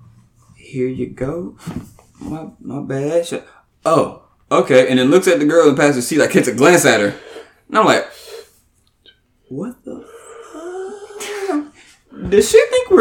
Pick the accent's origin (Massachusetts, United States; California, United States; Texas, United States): Texas, United States; I'm from Texas. We eat Shipley's here